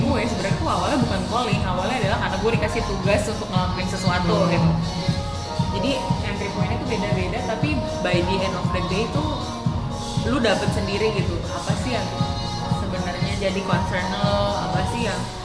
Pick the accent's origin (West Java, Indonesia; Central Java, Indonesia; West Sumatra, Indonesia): West Java, Indonesia; Depok; Saya sebagai warga Depok